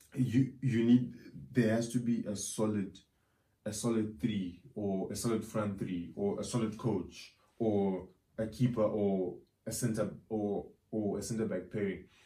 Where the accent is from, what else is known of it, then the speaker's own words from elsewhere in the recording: Zimbabwe; Zim, probably, uh, you know, because that's my home country